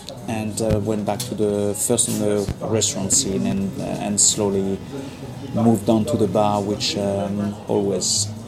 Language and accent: English; Le Mans, Pays de la Loire, France; English is a second language; moved away as an adult; now in London, United Kingdom; Le Mans in France, okay, which is more famous for the car racing and bartending. And did 5 years catering school in Saint-Nazaire.